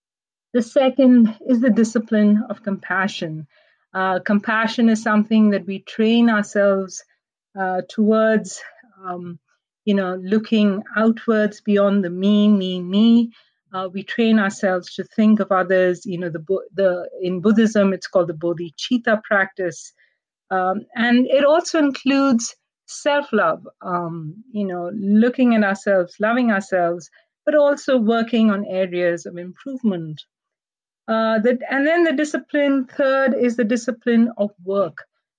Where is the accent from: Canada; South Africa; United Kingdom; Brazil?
Canada; And I tell myself as a Canadian Indian and a woman.